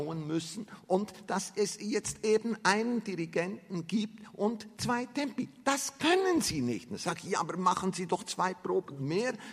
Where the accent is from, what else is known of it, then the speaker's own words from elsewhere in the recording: Salzburg, Austria; also ich komme aus Salzburg, entschuldigen Sie, höchste Mozart-Kompetenz.